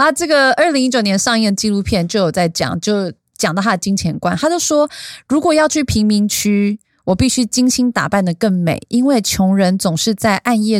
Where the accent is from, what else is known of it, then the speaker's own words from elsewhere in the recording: Taiwan; 我台湾人还是比较 nice